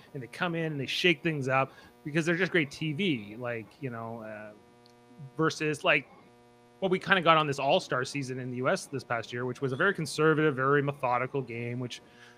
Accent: Nova Scotia, Canada; So I'm from Nova Scotia

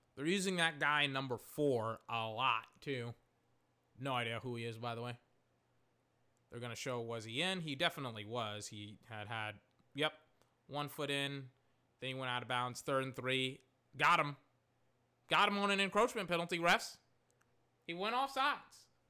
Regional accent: Texas, United States; I'm from Texas.

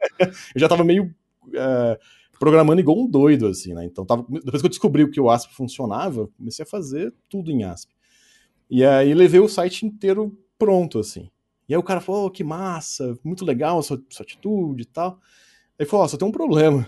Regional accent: Pouso Alegre, Minas Gerais, Brazil; aonde eu moro, próximo da minha família, próximo de onde eu nasci

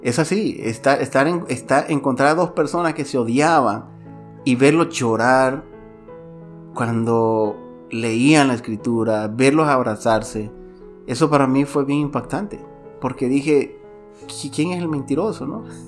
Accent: Santiago de María, Usulután, El Salvador; mi ciudad, de donde yo soy originario, Santiago de María, Usulután

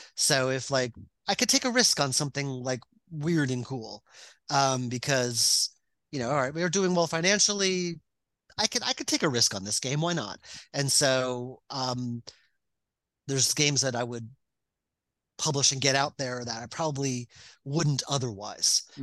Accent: Long Island, New York, United States; I grew up on Long Island.

